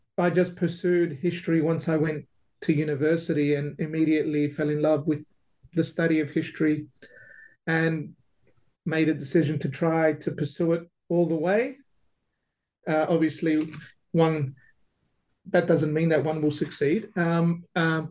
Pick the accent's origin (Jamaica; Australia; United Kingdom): Australia; Melbourne, Victoria; now in Adelaide, Australia; I grew up in Melbourne